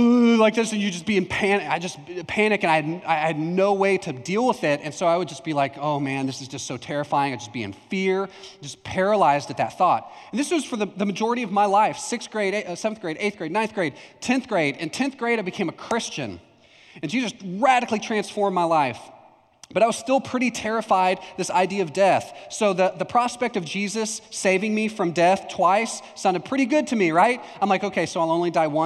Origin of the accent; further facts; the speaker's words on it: Palestine, Texas, United States; also born or lived in Houston, Texas; When I was in third grade, or just before third grade, we moved from Houston, Texas to Palestine, Texas. And I grew up in Houston